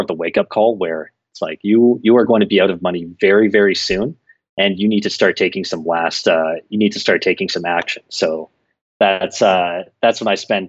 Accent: Toronto, Ontario, Canada; moved away as an adult; now in Sao Paulo, Brazil; from Toronto, Canada, but I left Toronto about 5 years ago

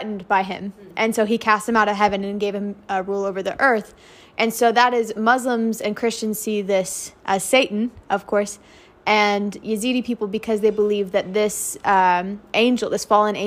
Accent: Oklahoma City, Oklahoma, United States; moved away as an adult; now in Iraq; I'm originally from Oklahoma City.

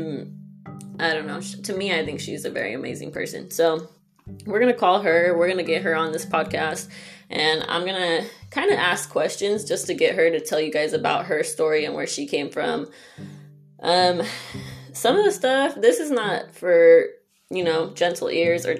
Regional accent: Los Angeles, California, United States; growing up in San Pedro, which is LA County

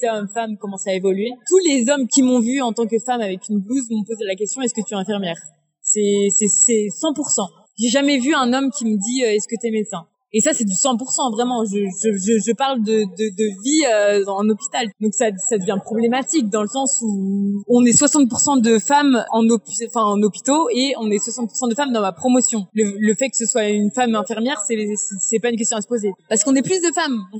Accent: Angers, Pays de la Loire, France; dans le sens où moi je viens d'Angers

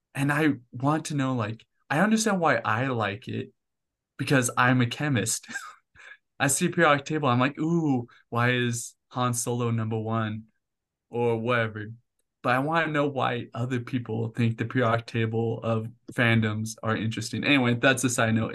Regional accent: Puyallup, Washington, United States; moved away as an adult; also born or lived in Albuquerque, New Mexico; now in Orem, United States; I lived there for eighteen years all my life growing up there

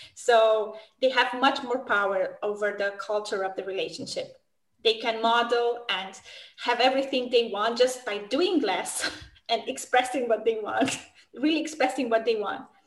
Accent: Romania; moved away as an adult; now in Switzerland; in my country, I'm from Romania

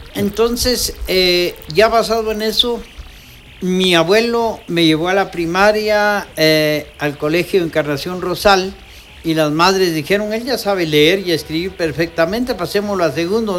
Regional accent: Quetzaltenango, Guatemala; mi pueblo

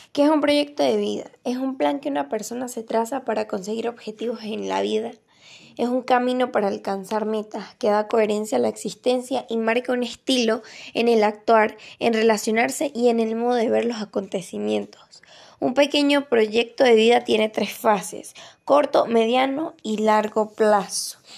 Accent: Venezuela; now in Santa Juana; Soy de María Venezuela

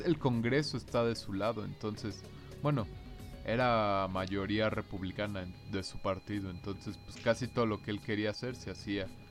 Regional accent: Mexico

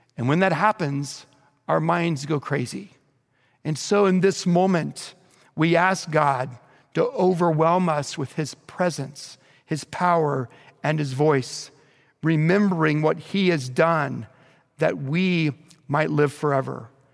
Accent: Bethany, Oklahoma, United States; growing up in Bethany, Oklahoma, just outside of Oklahoma City

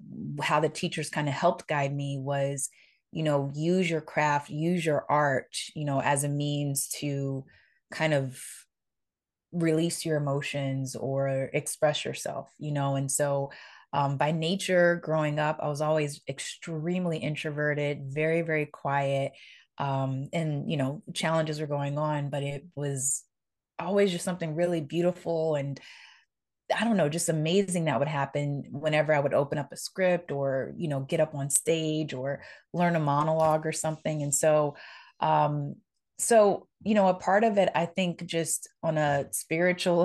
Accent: New Orleans, Louisiana, United States; the way I grew up and the way I was brought up in New Orleans

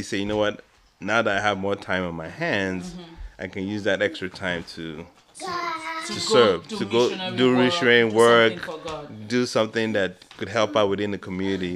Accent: Nigeria; moved away; myself growing up in Nigeria

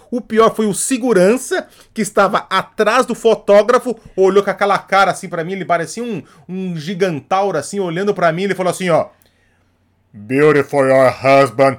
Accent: Brazil; Eu, como bom brasileiro

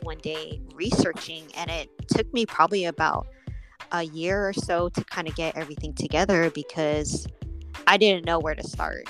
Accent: Oakland, California, United States; moved away as an adult; now in Las Vegas, United States; growing up was just being outside and and just living there in the bay area

